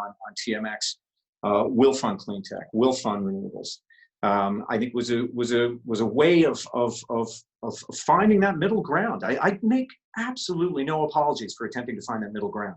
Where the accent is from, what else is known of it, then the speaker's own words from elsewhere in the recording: St. John's, Newfoundland and Labrador, Canada; I moved from St. John's at the age of 12 or 13 and moved to Labrador